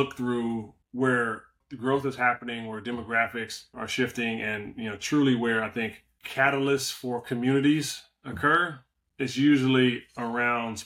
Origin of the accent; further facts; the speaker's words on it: Compton, California, United States; I'm from, you know, born and raised in the Compton area.